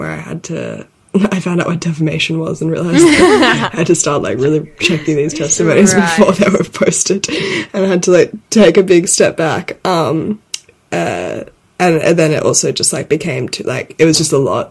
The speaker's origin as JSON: {"language": "English", "town": "Sydney", "region": "New South Wales", "country": "Australia", "tie": "born or raised there", "also_born_or_lived": "London", "moved": "as an adult", "said": "we grew up in Sydney together"}